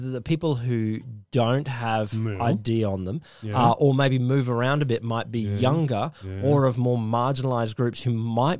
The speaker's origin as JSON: {"language": "English", "region": "Queensland", "country": "Australia", "tie": "born or raised there", "said": "growing up in Queensland under Joe in the 80s"}